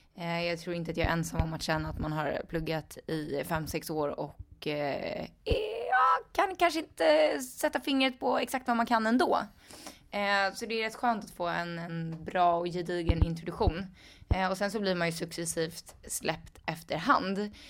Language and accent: Swedish; Stockholm, Stockholm County, Sweden; jag är också från Stockholm, men jag är från Skälby